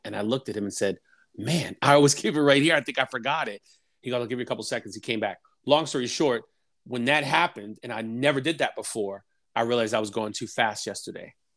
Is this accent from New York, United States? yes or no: yes; New York City, New York, United States; I am from New York City